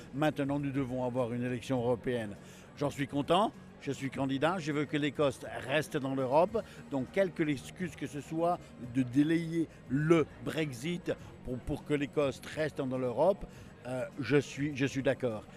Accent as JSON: {"language": "French", "country": "France", "moved": "yes", "lives_now": "Scotland, United Kingdom", "said": "Moi, en tant que Français"}